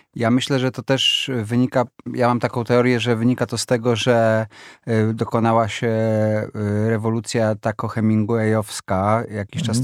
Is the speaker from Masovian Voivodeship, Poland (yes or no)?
yes; Warsaw, Masovian Voivodeship, Poland; ja się wychowałem w bloku na ulicy Herbsta 4